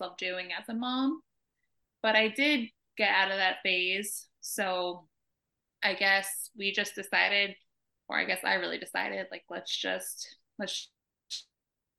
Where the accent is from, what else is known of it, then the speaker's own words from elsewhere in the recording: New York, United States; moved away as an adult; also born or lived in California; now in Atlanta, United States; We're originally from New York